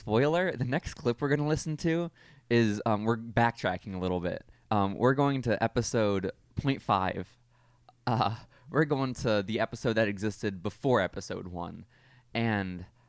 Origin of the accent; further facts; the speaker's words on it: Texas, United States; we're from Texas. This is not going to make you look good.